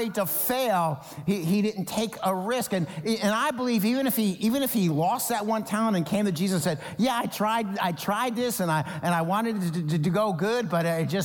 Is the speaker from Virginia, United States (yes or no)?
no; New Jersey, United States; when I was growing up in New Jersey